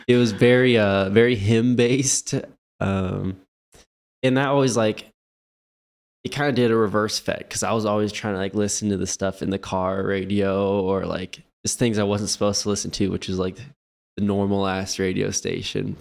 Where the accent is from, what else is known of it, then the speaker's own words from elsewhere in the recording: Lawrence, Kansas, United States; now in Kansas City, United States; I'm actually from Lawrence